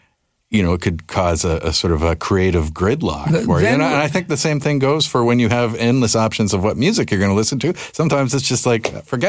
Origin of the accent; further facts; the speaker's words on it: Canada; something I would never think about as a Canadian